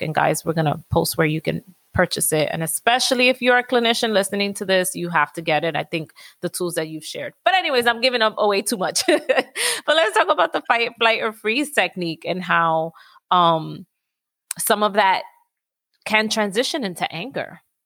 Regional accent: New York City, New York, United States; I'm from Washington Heights

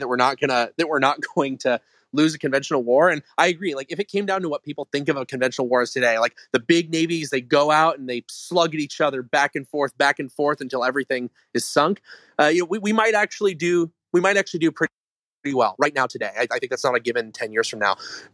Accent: Long Beach, California, United States; also born or lived in Orange County, California; I grew up in Long Beach. So I guess that's LA County, but the very south edge of LA County

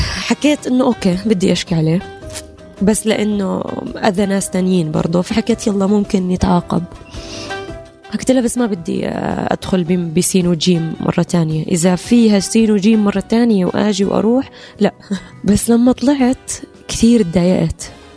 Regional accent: Jordan; أنا جنسيتي الأردنية مضمونة وموجودة وأنا أردنية في جميع الأحوال

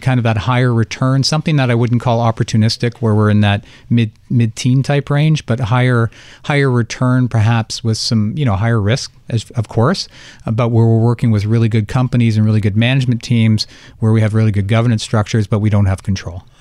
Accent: Canada; I'm Canadian and I did take French for twelve years

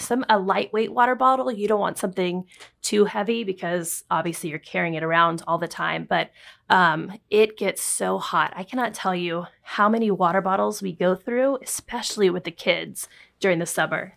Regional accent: Texas, United States; now in New York City, United States; When we lived in Texas

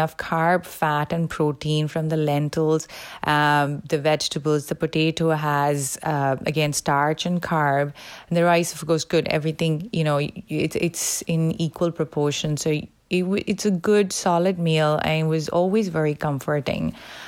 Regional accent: India; moved away as an adult; now in Connecticut, United States; I live in Connecticut, in Northeast US. I am originally from India

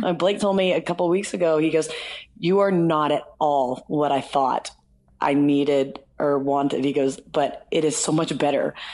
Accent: the South, United States; also born or lived in Nashville; I'm from the South

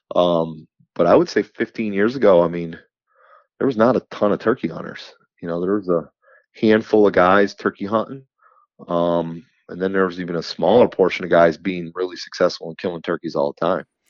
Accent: New York, United States; I'm from New York

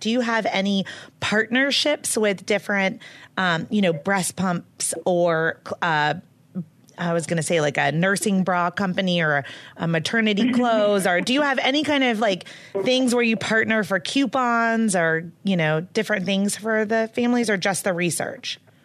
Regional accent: Charlotte, North Carolina, United States; I'm from Charlotte, North Carolina

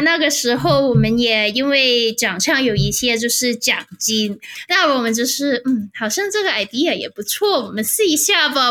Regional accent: Hong Kong; moved away as an adult; now in Stockholm, Sweden; 我在香港理工大学读 bachelor，就是 interaction design

